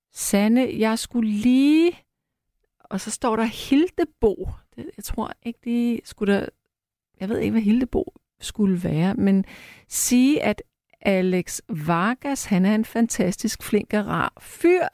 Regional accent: Frederiksberg, Capital Region of Denmark, Denmark; på Frederiksberg, hvor jeg er opvokset

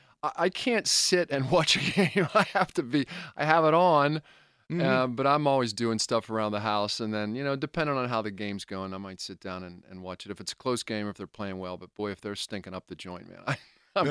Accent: Connellsville, Pennsylvania, United States; I grew up in Connellsville in Fayette County. I, you know, grew up going to Three Rivers Stadium, seeing Pirate games with my dad when I was a kid.

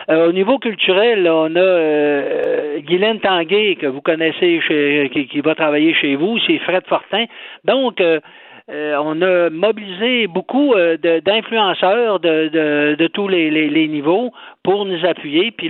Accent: Saint-Félicien, Quebec, Canada; chez nous à Saint-Félicien.

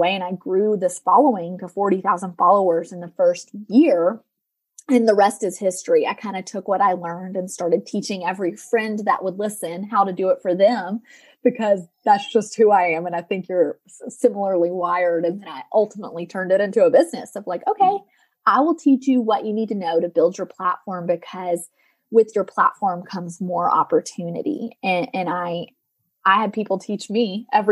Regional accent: Tennessee, United States; moved away; also born or lived in Colorado; I'm from the South, like Tennessee, southeastern part of the United States

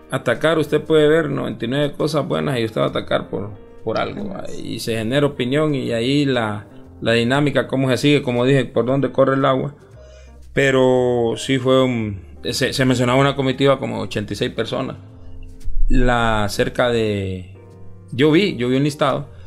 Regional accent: Olancho, Honduras; now in Tegucigalpa, Honduras; yo, soy de, del área rural {S0} del {S255} país.

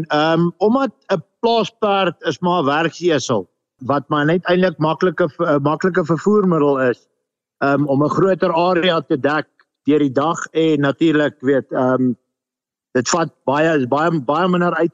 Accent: Lowveld, South Africa; Ons het begin in die Laagveld. Ek het groot geword in die Laagveld.

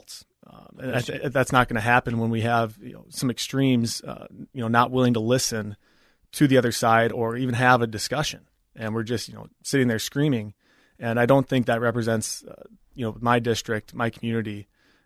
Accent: Apple Valley, Minnesota, United States; also born or lived in Maine; I grew up in Apple Valley, born and raised, graduated from Apple Valley High School

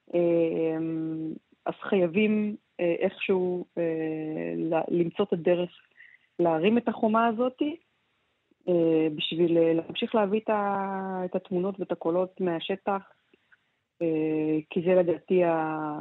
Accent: Israel

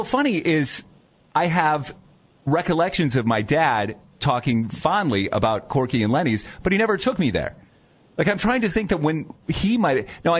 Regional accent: Canton, Ohio, United States; now in Cleveland, United States; So I was born in Canton, right?

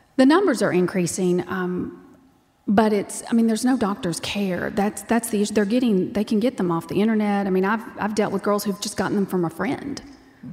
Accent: Texas, United States; I'm from Texas and that's how we talk

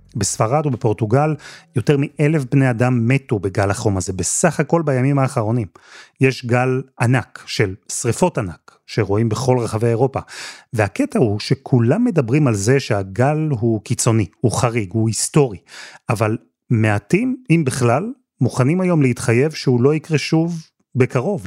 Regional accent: Israel; now in United Kingdom; אנחנו הישראלים

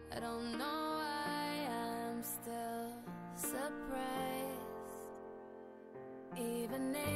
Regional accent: Salamanca, Castile and León, Spain; Hola, buenas … de Salamanca

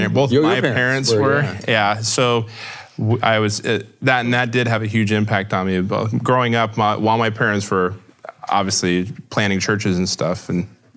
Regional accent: Houston, Texas, United States; And I grew up in Houston, Texas, just outside of Houston, Texas.

